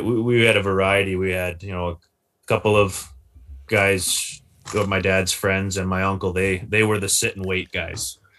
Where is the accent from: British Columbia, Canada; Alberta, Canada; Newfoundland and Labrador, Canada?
British Columbia, Canada; Maple Ridge; born and raised in the Lower Mainland, Maple Ridge